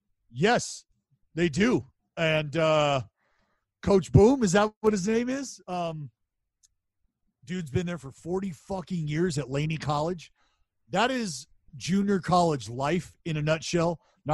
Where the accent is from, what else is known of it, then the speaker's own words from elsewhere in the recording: Stockton, California, United States; my hometown, Stockton, California.